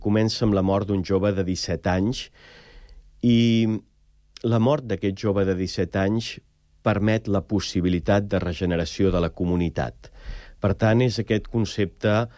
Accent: Prats de Lluçanès, Catalonia, Spain; un poble que podria ser el meu, Prats de Lluçanès

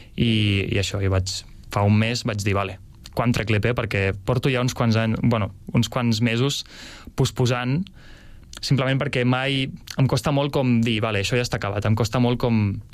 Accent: Escaldes-Engordany, Andorra; moved away as an adult; now in Sabadell, Spain; vaig néixer aquí a Sabadell, però per feina del meu pare vam anar a viure a Andorra tota la família i clar, he viscut allà dels dos anys als 18.

